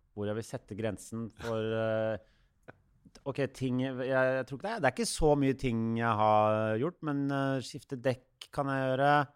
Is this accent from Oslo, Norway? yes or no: yes; Oslo, Norway; opp på Bekkelaget her oppe på Ekeberg.